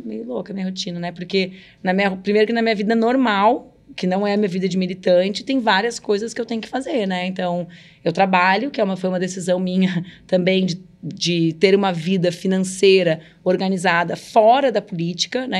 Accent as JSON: {"language": "Portuguese", "country": "Brazil", "tie": "born or raised there", "moved": "yes", "said": "lá na fronteira onde eu cresci"}